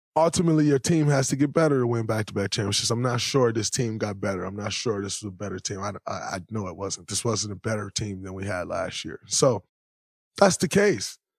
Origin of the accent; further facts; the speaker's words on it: Saginaw, Michigan, United States; moved away; as a kid growing up in Saginaw, Michigan.